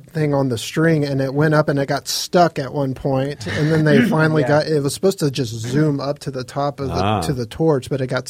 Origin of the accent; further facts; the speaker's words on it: Fayetteville, Georgia, United States; my hometown of Fayetteville